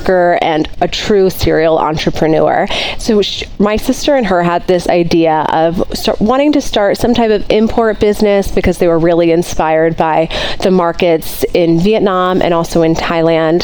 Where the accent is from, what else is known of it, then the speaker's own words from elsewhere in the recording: New Orleans, Louisiana, United States; moved away; also born or lived in New York City; I grew up in New Orleans